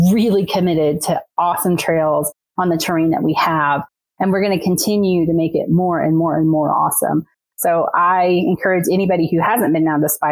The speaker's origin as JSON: {"language": "English", "region": "Northwest Arkansas", "country": "United States", "tie": "born or raised there", "also_born_or_lived": "Louisiana / Colorado", "moved": "yes", "said": "I grew up in Arkansas, in Northwest Arkansas, so I've seen the changes over the past 25 years"}